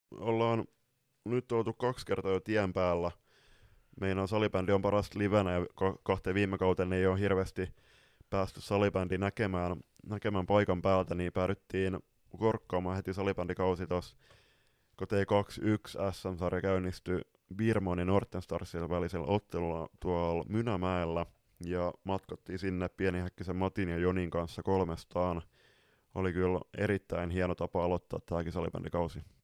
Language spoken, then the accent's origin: Finnish; northern Finland, Finland; moved away; tuonne pohjoiseen, mistä me ollaan kotoisin pikkuvelen kanssa